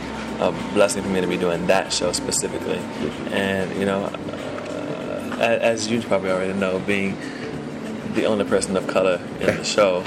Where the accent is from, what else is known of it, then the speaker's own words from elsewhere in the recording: Norfolk, Virginia, United States; moved away as an adult; also born or lived in Richmond, Virginia; now in New York, United States; Born in Richmond, raised in Norfolk.